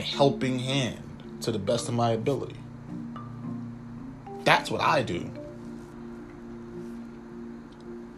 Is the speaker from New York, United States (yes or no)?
yes; New York City, New York, United States; I'm from the Bronx, but being technical, I was born in the Bronx